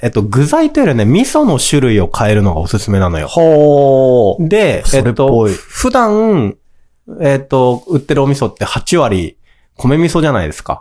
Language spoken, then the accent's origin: Japanese; Kanto, Japan; 僕もやっぱり関東の生まれなので、東海の生まれじゃない